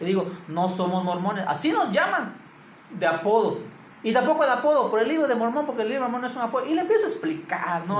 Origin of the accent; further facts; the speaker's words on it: Campeche, Mexico; originario de Campeche